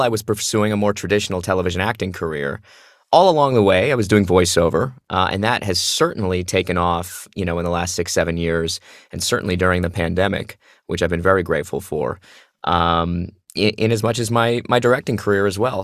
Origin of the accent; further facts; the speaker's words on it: Phoenix, Arizona, United States; moved away as an adult; I grew up in Phoenix, Arizona doing theater.